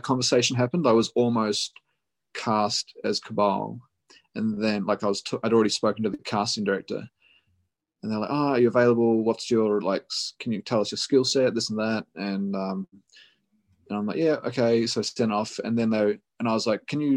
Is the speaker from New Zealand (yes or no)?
yes; New Zealand; now in Australia; I live in Australia, but I grew up in New Zealand, and all my family live in New Zealand